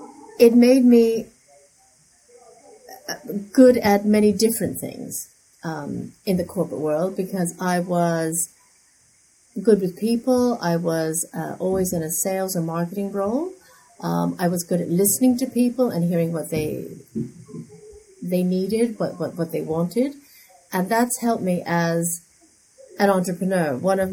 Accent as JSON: {"language": "English", "region": "New York", "country": "United States", "tie": "born or raised there", "also_born_or_lived": "London", "lives_now": "Hong Kong", "said": "My father was a diplomat, and I grew up in New York and spent a lot of my time in London before I moved to Hong Kong in 2010."}